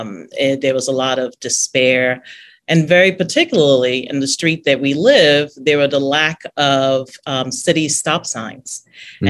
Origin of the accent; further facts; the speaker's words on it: Nigeria; And I was like, no, you know, I'm Nigerian.